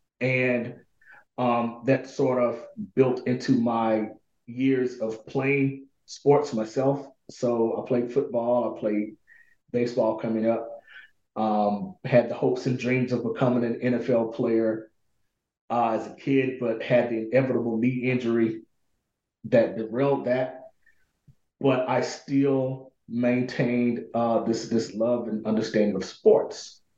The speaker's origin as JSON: {"language": "English", "town": "Pine Bluff", "region": "Arkansas", "country": "United States", "tie": "born or raised there", "said": "So I was born and raised in this city called Pine Bluff, Arkansas. Predominantly Black city"}